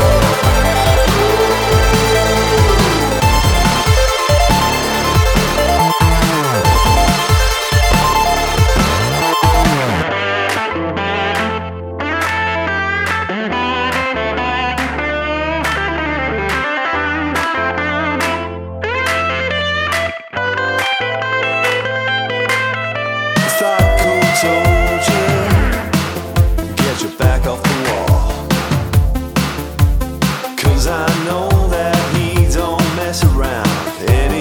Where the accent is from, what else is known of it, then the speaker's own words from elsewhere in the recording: Scotland, United Kingdom; I'm from Scotland